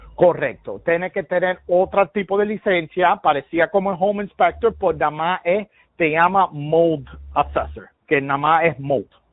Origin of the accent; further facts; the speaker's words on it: Miami, Florida, United States; yo soy de Miami, nacido y criado, y mis padres son cubanos